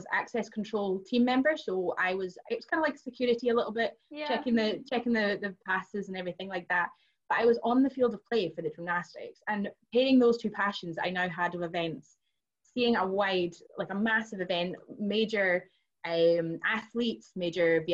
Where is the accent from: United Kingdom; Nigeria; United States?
United Kingdom; Inverness, Scotland; I'm actually originally from Inverness, which is the capital of the Highlands of Scotland